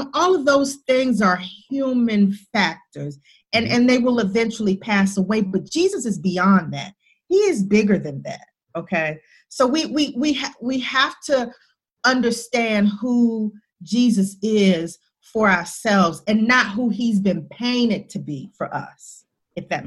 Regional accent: the South of the United States, United States; I'm from the South of the United States

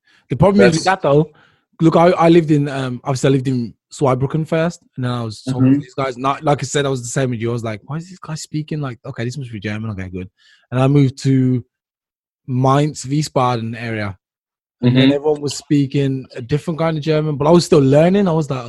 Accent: Jamaica; Jamaican. I'm Jamaican.

